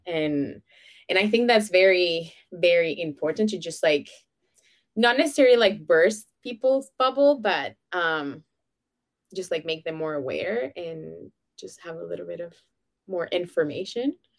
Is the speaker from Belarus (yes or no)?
no; Venezuela; now in Canada; I was born and raised in Venezuela